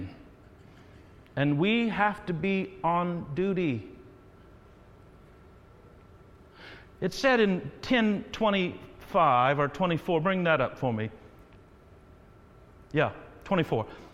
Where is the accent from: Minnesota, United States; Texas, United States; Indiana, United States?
Indiana, United States; Terre Haute; Terre Haute. Got to give my shout out to my hometown